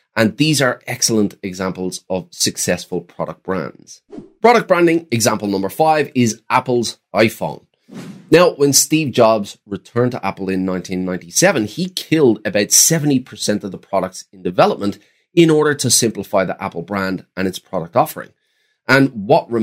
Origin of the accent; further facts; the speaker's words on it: Ireland; growing up in Ireland in the 90s